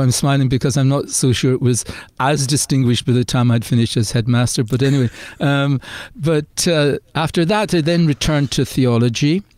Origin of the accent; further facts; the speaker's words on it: Ireland; accent: Irish; moved away as an adult; also born or lived in United Kingdom; as you'll hear from my accent, I'm originally from Ireland.